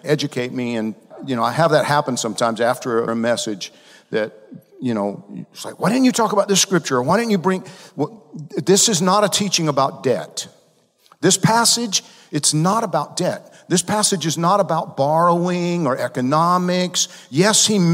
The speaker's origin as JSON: {"language": "English", "region": "Georgia", "country": "United States", "said": "I'm from Georgia. We don't speak the Queen's English in Georgia."}